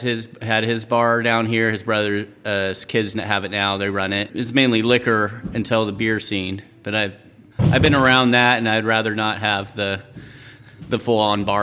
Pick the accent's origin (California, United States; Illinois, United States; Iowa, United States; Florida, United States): California, United States; Redding; now in Weaverville, United States; Like I grew up in Reading, which is 45 minutes down the road.